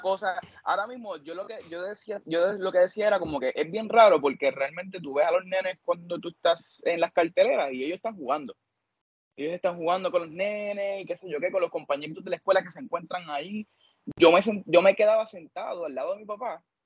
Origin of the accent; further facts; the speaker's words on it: Corozal, Puerto Rico; yo soy pueblo de Corozal